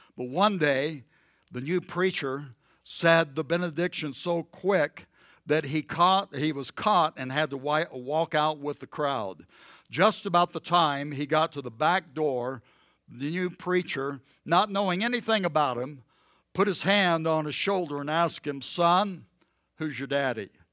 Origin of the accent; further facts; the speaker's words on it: the South, United States; I grew up in the South